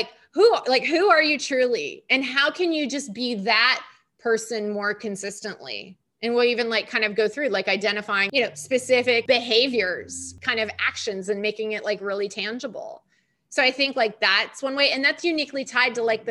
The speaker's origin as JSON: {"language": "English", "region": "California", "country": "United States", "also_born_or_lived": "New York", "moved": "as an adult", "said": "nice, smiley California girl"}